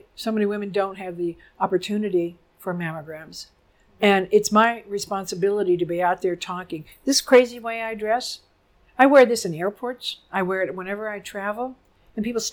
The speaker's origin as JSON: {"language": "English", "town": "Harrisburg", "region": "Pennsylvania", "country": "United States", "said": "I'm from Harrisburg, Pennsylvania. So it's central Pennsylvania"}